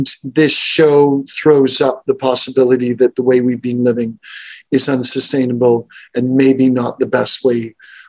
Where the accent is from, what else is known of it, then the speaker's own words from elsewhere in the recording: Montreal, Quebec, Canada; I grew up in Montreal